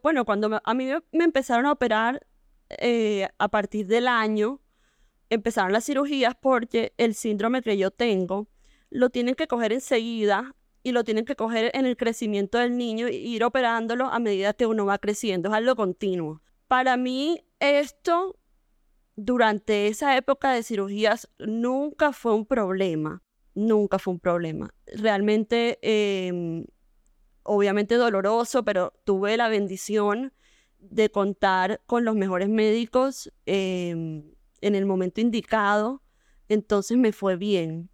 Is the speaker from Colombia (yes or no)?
yes; Barranquilla, Atlántico, Colombia; nací en Barranquilla, de la misma época que Marce